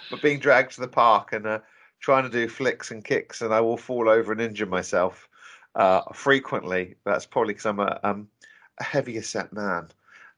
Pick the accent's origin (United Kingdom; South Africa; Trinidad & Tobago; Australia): United Kingdom; Norfolk, East of England; now in London, United Kingdom; I'm originally from Norfolk